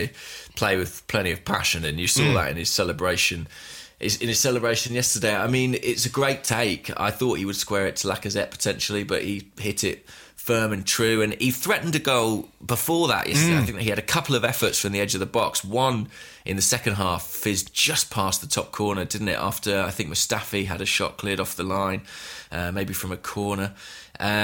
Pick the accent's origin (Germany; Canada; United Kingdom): United Kingdom; England; I'm English